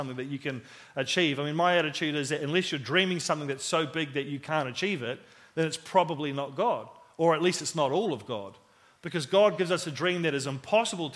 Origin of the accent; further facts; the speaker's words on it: Christchurch, Canterbury, New Zealand; we moved from New Brighton, which is where I lived and where I played all my football. We moved out to the country